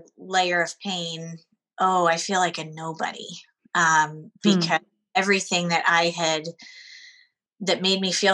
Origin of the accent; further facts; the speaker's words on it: Seattle, Washington, United States; moved away as an adult; now in Connecticut, United States; I grew up in Seattle, so I was raised on the West Coast, very used to that culture.